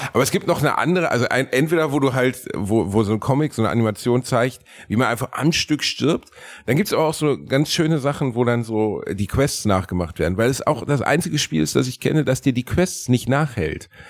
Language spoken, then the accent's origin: German; Germany; ich bin Deutscher